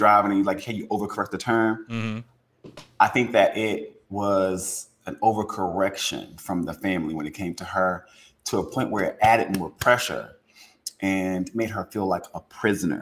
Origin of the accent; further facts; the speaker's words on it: Louisiana, United States; I'm from Louisiana.